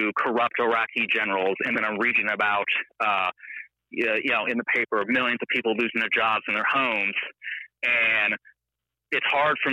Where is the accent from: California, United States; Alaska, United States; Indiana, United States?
Alaska, United States; I grew up here in Alaska